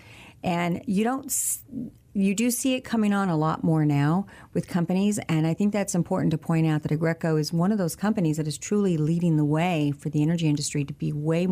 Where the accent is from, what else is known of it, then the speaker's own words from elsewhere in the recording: San Antonio, Texas, United States; also born or lived in Corpus Christi, Texas; I am from San Antonio